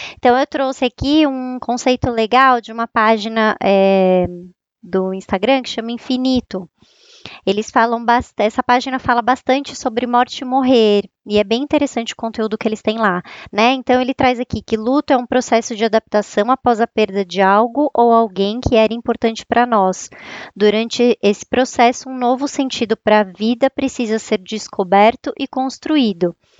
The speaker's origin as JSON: {"language": "Portuguese", "region": "São Paulo", "country": "Brazil", "accent": "São Paulo (paulistano)", "said": "Eu tô em São Paulo, né? É, vocês vão perceber pelo meu sotaque, que é bem de São Paulo mesmo."}